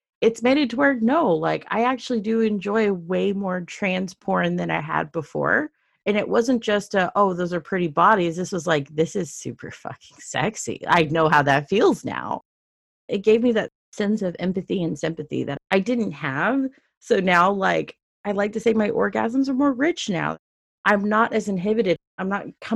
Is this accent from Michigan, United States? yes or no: no; Dallas, Texas, United States; I grew up in Dallas, Texas, where it was very, very, very, very conservative